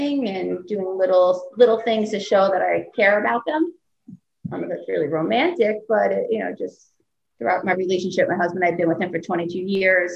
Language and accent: English; Long Island, New York, United States; I'm from Long Island, still here